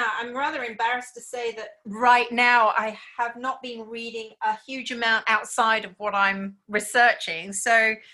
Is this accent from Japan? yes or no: yes; Japan; born or raised there; now in Australia